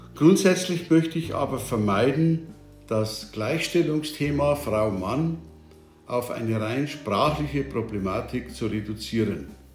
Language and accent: German; Bavaria, Germany; Bei uns in Bayern